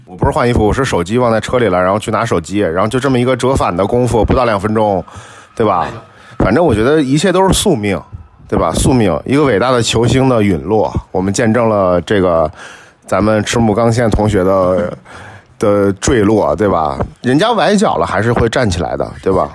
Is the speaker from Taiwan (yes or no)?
no; northern China, China; moved away; 咱们都是北方人